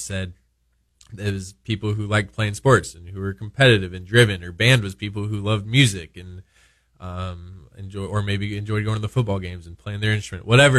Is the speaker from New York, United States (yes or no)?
no; Omaha, Nebraska, United States; moved away as an adult; I'm from Omaha, Nebraska